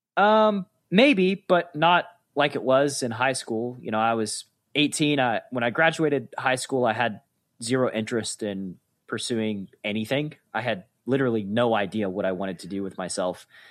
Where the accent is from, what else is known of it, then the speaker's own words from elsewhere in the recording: Chattanooga, Tennessee, United States; also born or lived in Atlanta, Georgia; I moved from Atlanta back to my hometown of Chattanooga, Tennessee